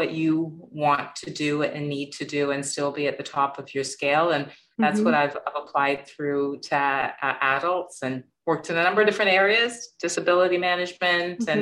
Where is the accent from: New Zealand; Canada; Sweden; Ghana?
Canada; also born or lived in Jamaica; I'm an immigrant to Canada